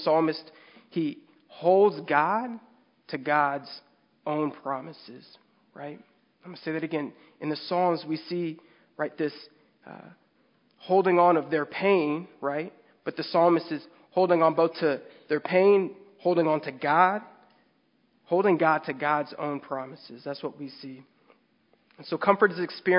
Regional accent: San Diego, California, United States; we're from San Diego

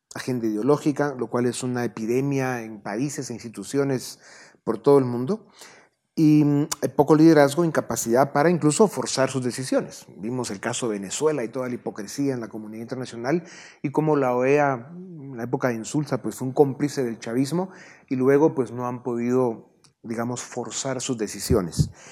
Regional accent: Guatemala; Somos guatemaltecos

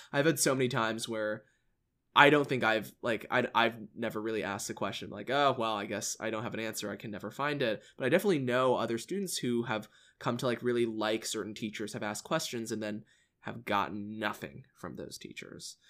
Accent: Allen, Texas, United States; I came from Allen I S D, which is, if you don't know, it's like this massive high school in the suburbs of Dallas

